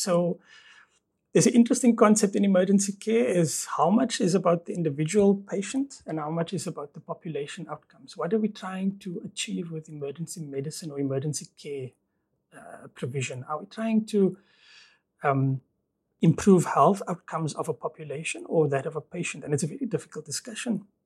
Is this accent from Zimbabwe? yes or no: no; Stellenbosch, Western Cape, South Africa; moved away as an adult; also born or lived in Port Elizabeth / Ireland; born and bred in Stellenbosch